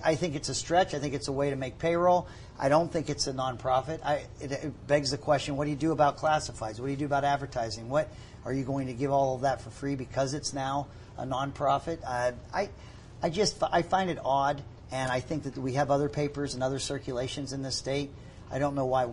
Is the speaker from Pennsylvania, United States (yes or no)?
yes; Pittsburgh, Pennsylvania, United States; now in Utah, United States; I grew up in Pittsburgh, and we had two papers.